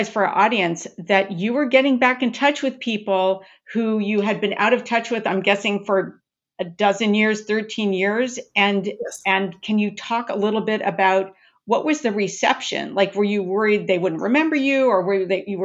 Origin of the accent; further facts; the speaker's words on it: Long Beach, California, United States; moved away; I'm born and raised in Long Beach, California, and my whole family is still there